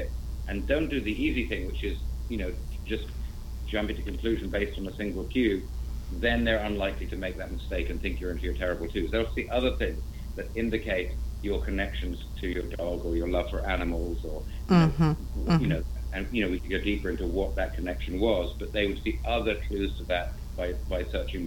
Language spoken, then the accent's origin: English; England, United Kingdom; now in United States; I'm an English person living in the States.